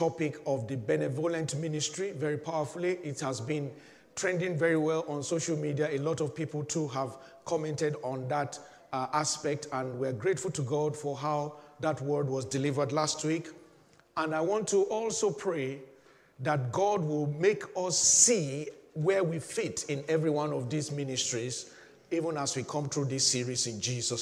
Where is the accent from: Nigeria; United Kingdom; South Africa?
Nigeria; I'm a Nigerian